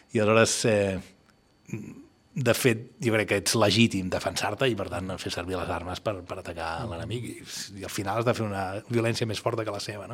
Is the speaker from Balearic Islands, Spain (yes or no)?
no; Barcelona, Catalonia, Spain; jo, que sóc un barceloní eh, que viu aquí